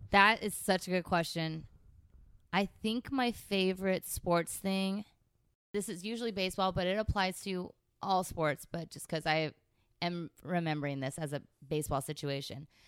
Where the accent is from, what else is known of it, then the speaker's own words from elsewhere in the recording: San Francisco Bay Area, California, United States; now in Los Angeles, United States; I'm from the San Francisco Bay Area